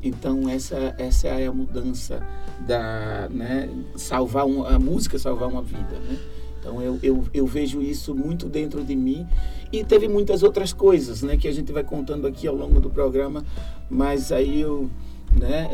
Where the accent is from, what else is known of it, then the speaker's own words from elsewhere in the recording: Olinda, Pernambuco, Brazil; moved away as an adult; now in Granada, Spain; Eu fui criado em Peixinhos, que Peixinhos é como se fosse uma cidade